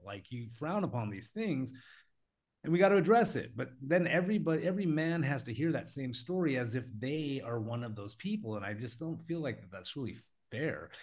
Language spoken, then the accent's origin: English; United States; I come from America